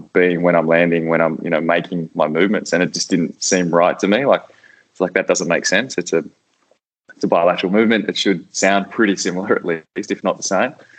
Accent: Canberra, Australian Capital Territory, Australia; moved away as an adult; also born or lived in Spain / Netherlands; I grew up in Canberra, so my whole family played

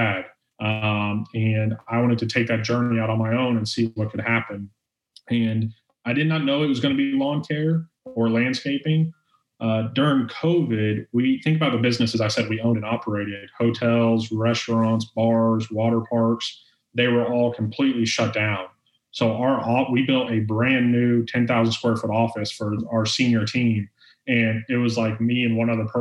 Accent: Orlando, Florida, United States; born and raised in Orlando, Florida

